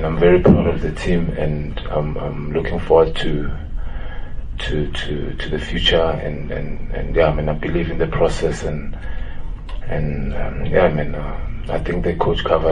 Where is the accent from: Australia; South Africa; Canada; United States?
South Africa; as a South African football player